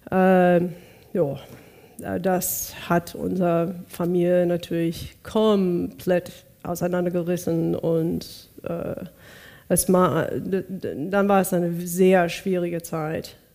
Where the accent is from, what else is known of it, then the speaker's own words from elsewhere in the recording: Bakersfield, California, United States; born there; Bakersfield, California.